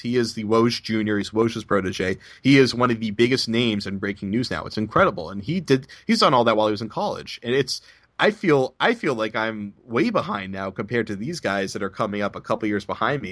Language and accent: English; Boston, Massachusetts, United States; the hot take culture that I grew up in in Boston